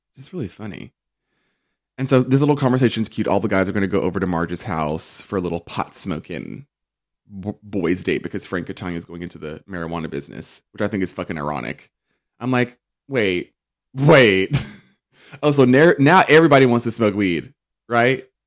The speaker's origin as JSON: {"language": "English", "country": "United Kingdom", "said": "we say"}